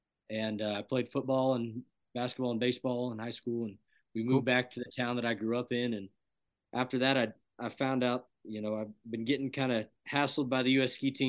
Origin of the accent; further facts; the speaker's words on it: Plumas County, California, United States; now in Reno, United States; And I grew up way up north in the mountains in a really tiny town in Plumas County.